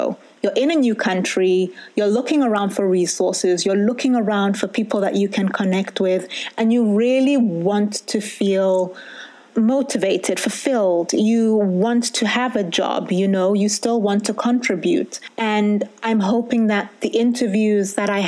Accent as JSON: {"language": "English", "country": "United Kingdom", "moved": "as an adult", "said": "I'm a Brit with Sotho DNA"}